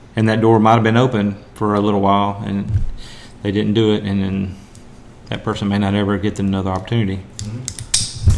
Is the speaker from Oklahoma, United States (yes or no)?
no; Maryville, Tennessee, United States; my hometown, or our hometown, I guess, uh, Maryville, Tennessee